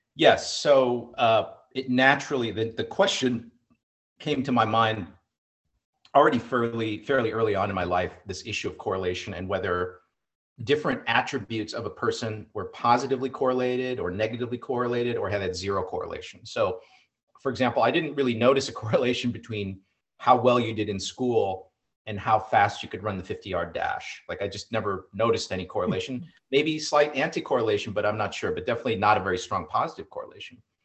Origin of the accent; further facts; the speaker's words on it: Iowa, United States; growing up in Iowa